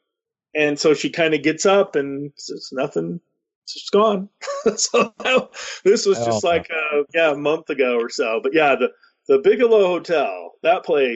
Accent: Salt Lake City, Utah, United States; now in Ogden, United States; Like I didn't grow up here. I grew up down in Salt Lake, but I love Ogden now. I feel more at home here in Ogden.

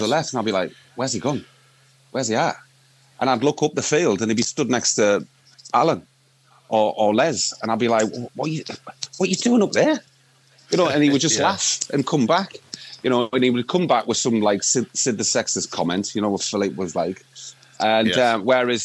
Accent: Sunderland, North East England, United Kingdom; I'm from Sunderland

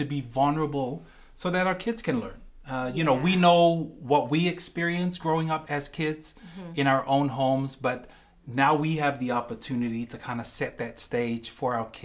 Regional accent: New Zealand; I grew up in New Zealand.

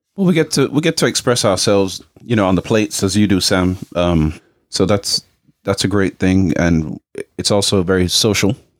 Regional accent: England, United Kingdom; now in United States; my parents were Jamaican, and I grew up in England, and then now I'm in America

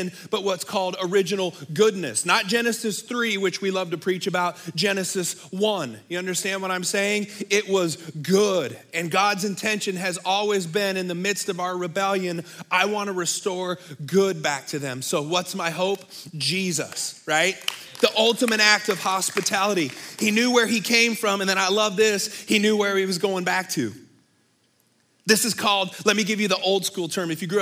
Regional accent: Bay Area, California, United States; moved away; I grew up in the Bay Area

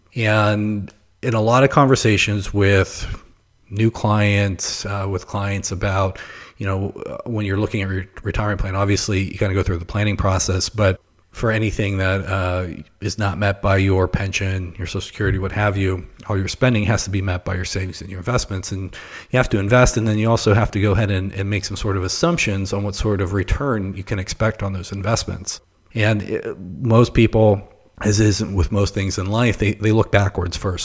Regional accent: Pittsburgh, Pennsylvania, United States; moved away; also born or lived in Ohio / Florida; I'm originally from Pittsburgh

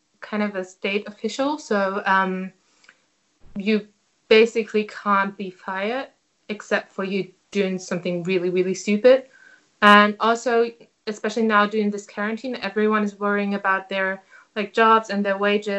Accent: Hanover, Lower Saxony, Germany; English is a second language; I'm from Hanover.

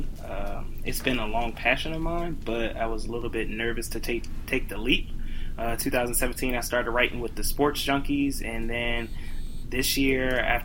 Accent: Montgomery County, D.C., Maryland, United States; I'm from Montgomery County, so that's close to the Washington, D.C. area.

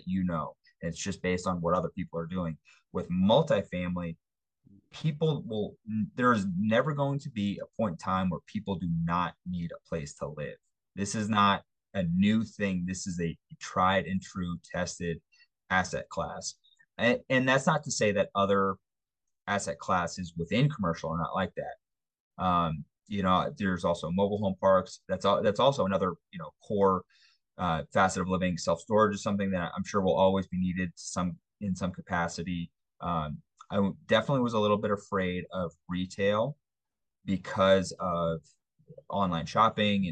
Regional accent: East Coast, United States; now in Denver, United States; I'm from the East Coast

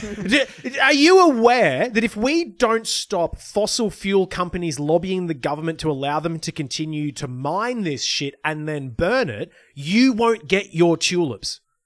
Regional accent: Lismore, New South Wales, Australia; my hometown might not be rebuilt because of flooding exacerbated by climate change

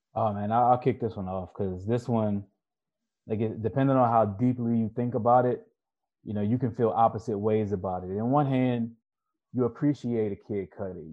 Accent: Baltimore, Maryland, United States; now in Southern California, United States; where I grew up in Baltimore City

